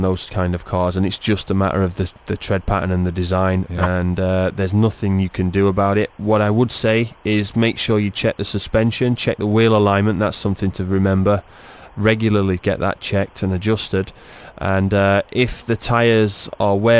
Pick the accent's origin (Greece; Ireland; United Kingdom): United Kingdom; England; As an Englishman